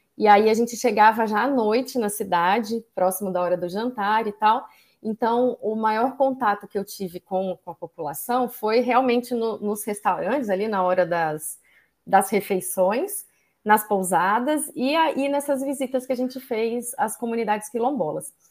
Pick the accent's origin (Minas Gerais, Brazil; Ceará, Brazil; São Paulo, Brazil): Minas Gerais, Brazil; Ouro Preto; morei em Ouro Preto, nasci em Ouro Preto